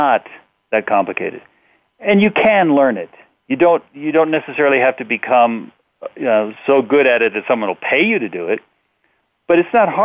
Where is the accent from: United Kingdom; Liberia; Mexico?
Mexico; I grew up in Mexico